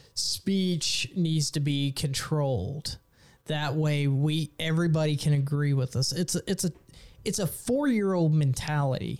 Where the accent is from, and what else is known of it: Texas, United States